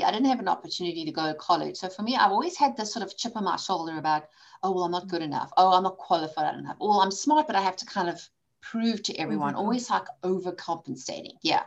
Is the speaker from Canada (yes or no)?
no; South Africa; moved away as an adult; also born or lived in England; now in United States; I grew up in South Africa